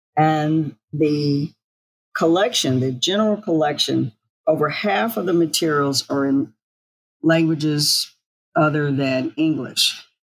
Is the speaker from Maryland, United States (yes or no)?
no; Tallahassee, Florida, United States; born there; I was born in Tallahassee, Florida, because my dad was recruited to start the string department at Florida A&M, a historically Black college.